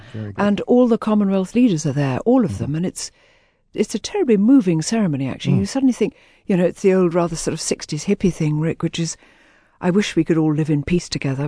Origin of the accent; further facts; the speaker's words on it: Jammu and Kashmir, India; born there; also born or lived in Hong Kong / Malaysia; I was born in Kashmir the year before India gained her independence. And from then, I travelled back, and I travelled out to Hong Kong, where I lived for a few years, and travelled back, then travelled out to Malaysia, where we lived for a bit